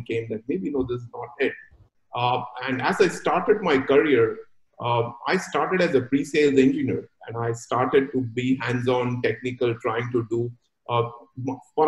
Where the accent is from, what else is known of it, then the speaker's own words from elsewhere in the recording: Mumbai, Maharashtra, India; now in Singapore; I was born and brought up in a big cosmopolitan called Mumbai